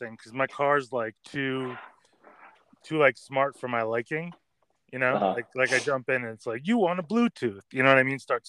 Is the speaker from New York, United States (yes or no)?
yes; Westchester County, New York, United States; also born or lived in Brooklyn, New York; I was born in Brooklyn, then I grew up in Westchester County.